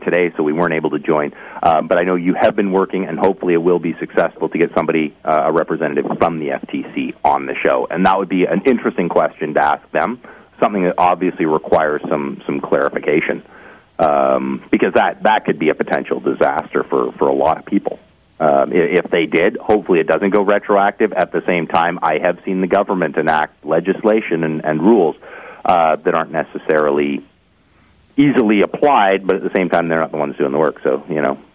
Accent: Canada; I am a Canadian citizen

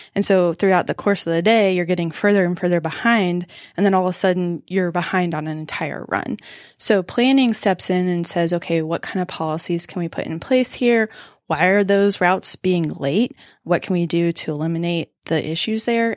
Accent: Southwest Georgia, United States; moved away as an adult; also born or lived in Macon, Georgia; now in Greenville, United States; I'm from Southwest Georgia. It's a small town.

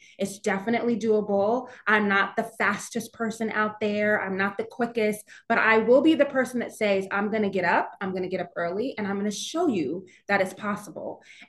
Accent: New York, United States; now in Charlotte, United States; learning about the community because I'm originally from New York.

